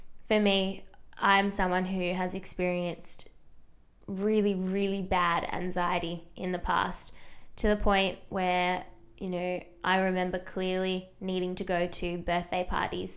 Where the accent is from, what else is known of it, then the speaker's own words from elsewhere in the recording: small town an hour from Melbourne, Victoria, Australia; being a small town girl, I have actually not left my hometown in 3 years